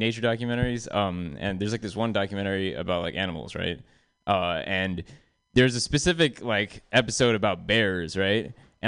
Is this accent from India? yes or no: yes; South India, India; I'm from the South. South of India, that is.